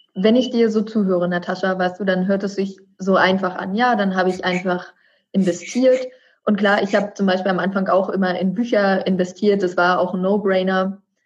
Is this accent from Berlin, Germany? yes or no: yes; Berlin, Germany; gebürtige Berlinerin wie ich